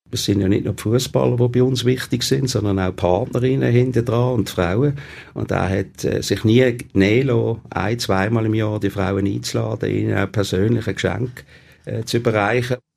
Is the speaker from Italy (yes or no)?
no; Basel, Basel-Stadt, Switzerland; nicht weit war von meinem Geburtsort, dem Kleinbasel.